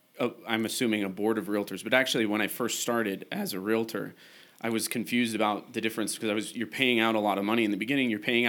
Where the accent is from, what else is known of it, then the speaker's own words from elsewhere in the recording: Los Angeles, California, United States; also born or lived in Carson City; I was born in Southern California. I was born in Los Angeles. My family moved to Carson City when I was 10 years old. Actually, I went to elementary school across the street from Pepperdine.